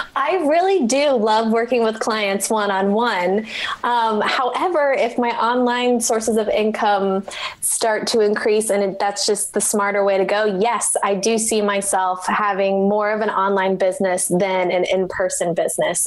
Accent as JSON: {"language": "English", "town": "Omaha", "region": "Nebraska", "country": "United States", "tie": "born or raised there", "said": "I work with clients one on one in my hometown of Omaha, Nebraska"}